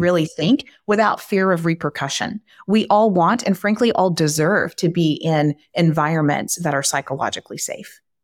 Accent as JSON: {"language": "English", "region": "Texas", "country": "United States", "said": "I am from Texas, and I love being from Texas"}